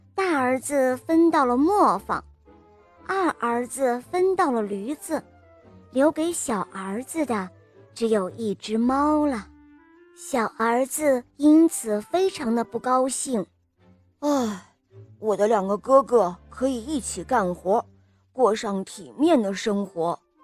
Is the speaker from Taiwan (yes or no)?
no; Rizhao, Shandong, China; 我今年六岁了。我来自山东省日照市